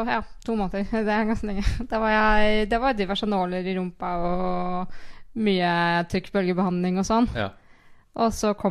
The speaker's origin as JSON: {"language": "Norwegian", "town": "Kviteseid", "region": "Vestfold og Telemark", "country": "Norway", "tie": "born or raised there", "lives_now": "Skien, Norway", "said": "Jeg har rydda sti hjemme i Kviteseid mens jeg har vært skada."}